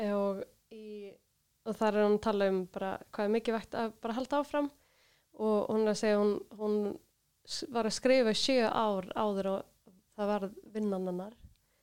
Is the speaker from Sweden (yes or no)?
yes; Sweden; also born or lived in Germany; now in Iceland; er tónlistakona hér á Íslandi en ég ólst upp í Svíþjóð og bjóð fimm ári í Þýskalandi